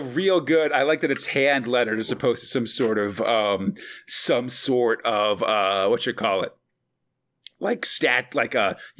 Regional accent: East Coast, United States; now in California, United States; I grew up on the East Coast

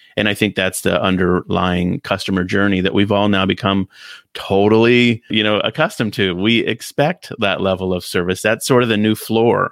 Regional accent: United States; in my hometown, little town where I grew up, Sears store was the big store you'd go

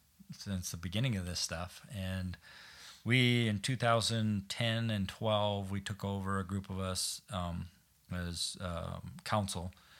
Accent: Browning, Blackfeet Reservation, Rocky Boy, Great Falls, Montana, United States; I grew up in, I was born in Browning on the Blackfeet Reservation.

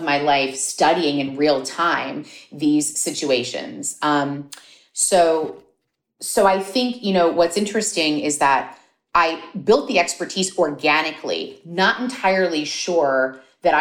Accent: Miami, Florida, United States; I grew up in Miami

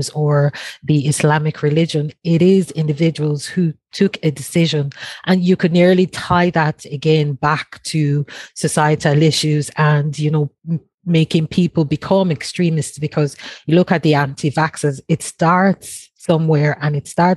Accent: Nigeria; now in Longford, Ireland; I'm originally from Nigeria

